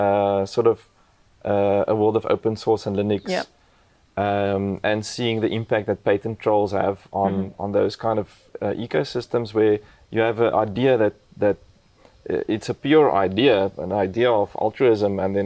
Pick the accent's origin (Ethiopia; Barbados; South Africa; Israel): South Africa; English is a second language; my first language isn't English